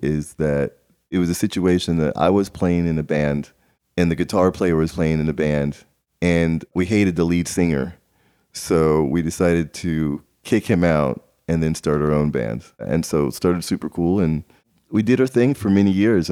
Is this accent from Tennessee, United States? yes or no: yes; Nashville, Tennessee, United States; also born or lived in Maryland; growing up in Nashville